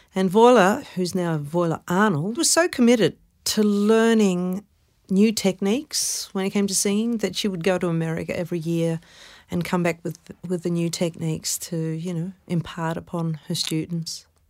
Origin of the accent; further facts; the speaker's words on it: Melbourne, Victoria, Australia; also born or lived in Carlton, Melbourne; We grew up in Brunswick, but I was born in Carlton.